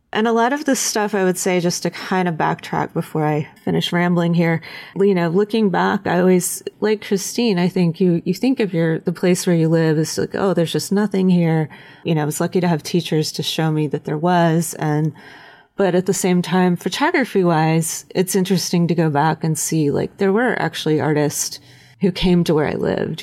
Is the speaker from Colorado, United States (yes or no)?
no; Western North Carolina, United States; I grew up in Western North Carolina in a little town surrounded by the Blue Ridge Mountains